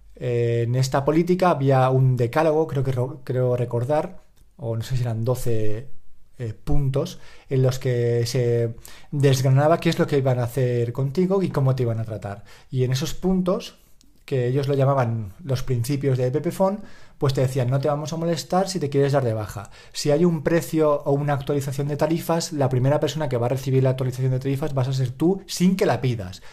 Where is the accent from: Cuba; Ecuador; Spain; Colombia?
Spain; Valencia, Valencian Community; soy de Valencia, hablo valenciano